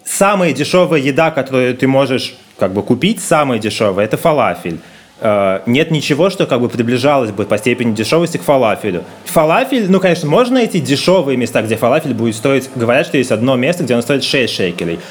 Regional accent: Moscow, Russia; moved away as an adult; now in Tel Aviv, Israel; мы москвичи

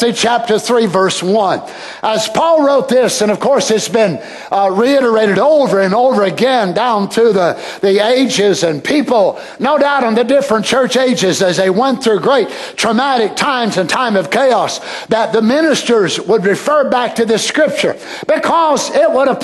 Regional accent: United States; I'm American, but I'm not American by this spirit

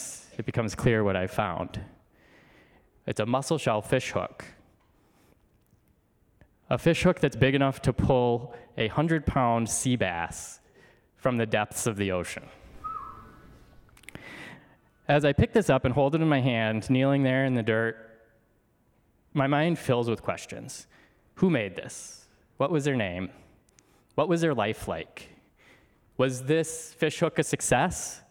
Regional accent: outside Detroit, rural Michigan, United States; I was born outside Detroit, Michigan

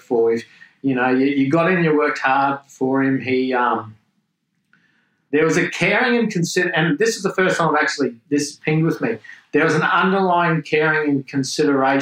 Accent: Australia; accent: Australian; growing up in Australia and being in that trade environment

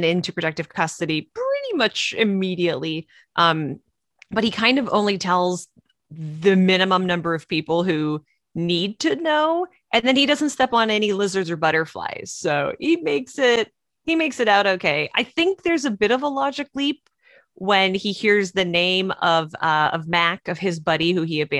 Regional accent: Canada; now in California, United States; I'm from Canada

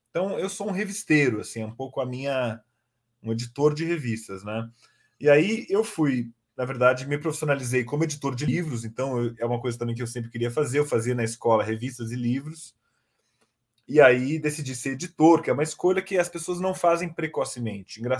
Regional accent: São Paulo, Brazil; born there; Eu nasci em São Paulo em 78.

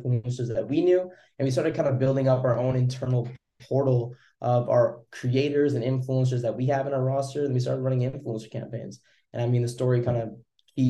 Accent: Vancouver, British Columbia, Canada; I'm from Canada, Vancouver.

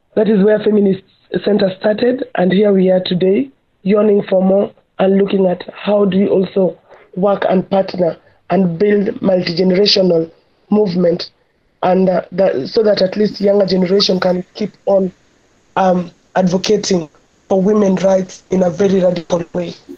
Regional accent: Nairobi, Kenya; growing up in Kibera, and also coming from a very patriarchal community

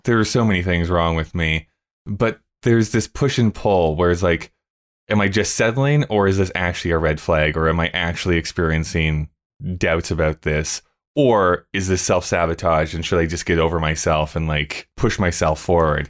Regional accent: Canada; I'm a Canadian

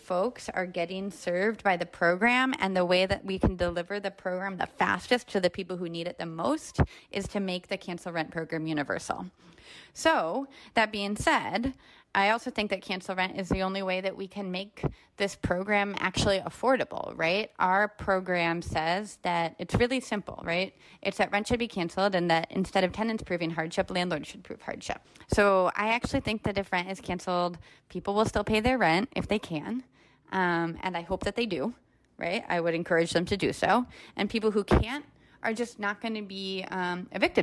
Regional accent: Rochester, New York, United States; I grew up in Rochester, New York, which is a really unequal and segregated city

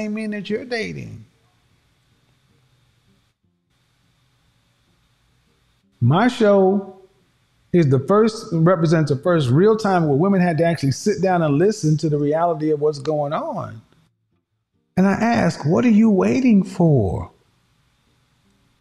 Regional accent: the Bible Belt, United States; I grew up in the Bible Belt

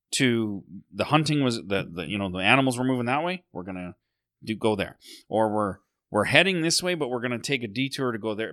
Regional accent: Sylvan Lake, Alberta, Canada; when I was growing up in Sylvan Lake

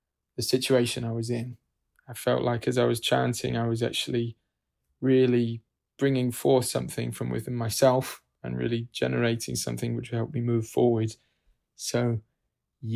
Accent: United Kingdom; now in New York City, United States; originally from the UK, but lived here for several years

